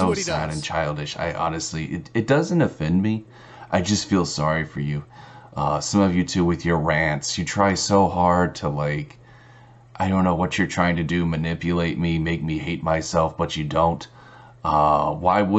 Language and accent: English; Texas, United States; I'm from Texas